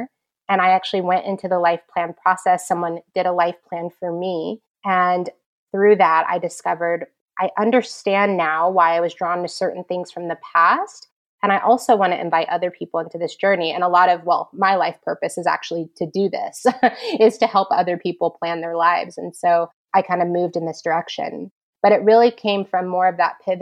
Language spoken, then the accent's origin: English; California, United States; moved away as an adult; now in New York, United States; I'm actually a California girl